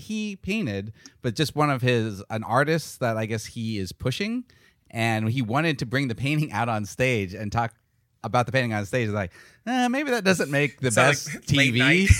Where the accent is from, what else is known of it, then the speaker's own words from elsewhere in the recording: Phoenix, Arizona, United States; I grew up in Phoenix. So I was a huge Steve Nash fan.